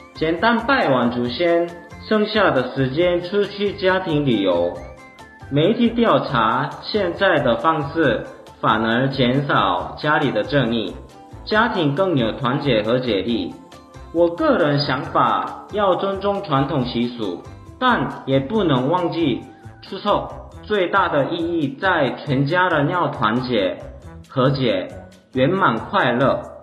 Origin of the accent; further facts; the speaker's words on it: South Korea; Chinese is a second language; moved away as an adult; now in Taiwan; 我是来自韩国女婿